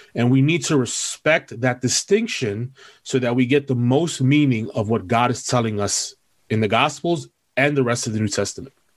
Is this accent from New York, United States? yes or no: yes; New York City, New York, United States; I am born and bred in New York City. Um, I'm originally from East Harlem